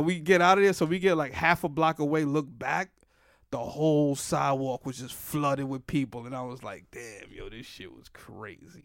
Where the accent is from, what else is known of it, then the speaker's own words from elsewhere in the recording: New York City, New York, United States; I grew up in the Bronx predominantly